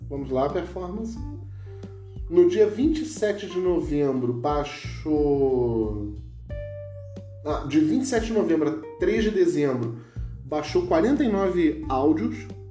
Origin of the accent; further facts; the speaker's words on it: Rio de Janeiro, Brazil; accent: carioca; moved away; also born or lived in São Paulo; Eu, como sou carioca